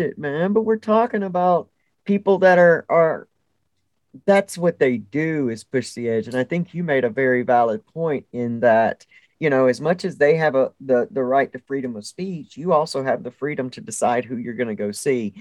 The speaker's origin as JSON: {"language": "English", "region": "the South", "country": "United States", "tie": "born or raised there", "said": "I grew up in the South."}